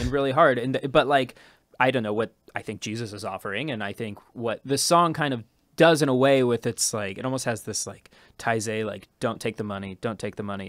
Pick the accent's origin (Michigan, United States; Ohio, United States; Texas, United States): Ohio, United States; now in New York, United States; being from Ohio